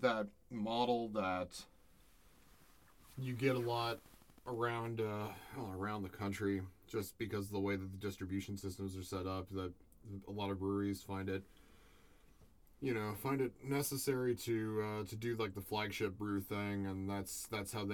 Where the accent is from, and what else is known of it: St. Cloud, Minnesota, United States; born or raised there